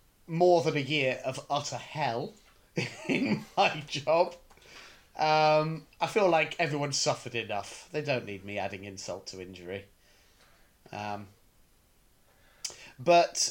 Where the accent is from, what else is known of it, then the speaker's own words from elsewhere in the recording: United Kingdom; I'm in no way a stereotypically British man